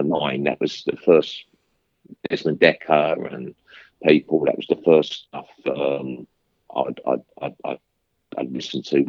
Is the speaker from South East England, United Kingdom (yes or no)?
no; London, United Kingdom; I come from Stepney, and it was all council flats